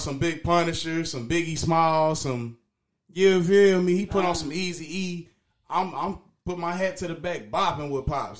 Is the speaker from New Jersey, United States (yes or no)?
no; Dayton, Ohio, United States; From Dayton, Ohio. Born and raised Dayton, Ohio